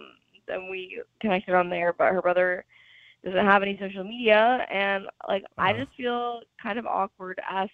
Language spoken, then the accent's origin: English; Michigan, United States; moved away as an adult; now in Austin, United States; I just moved to Austin from my hometown in Michigan